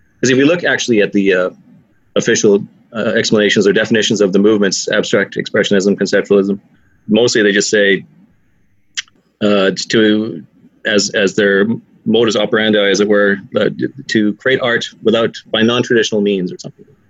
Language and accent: English; Canada; now in Ireland; I'm from Canada.